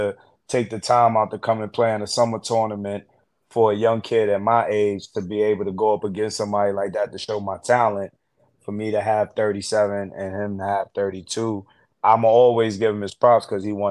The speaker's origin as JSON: {"language": "English", "town": "New York City", "region": "New York", "country": "United States", "tie": "born or raised there", "said": "me being a kid from Harlem, growing up in Harlem"}